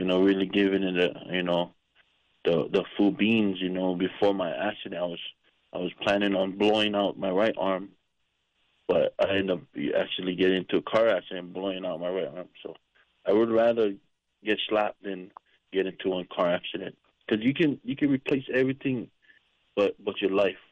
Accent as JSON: {"language": "English", "town": "Kona", "region": "Hawaii", "country": "United States", "tie": "born or raised there", "also_born_or_lived": "Oahu, Hawaii / Hilo, Hawaii", "moved": "as an adult", "lives_now": "Las Vegas, United States", "said": "I was born in Oahu, on the west side of Hawaii. And then I moved to the Big Island, and I graduated up in Kona"}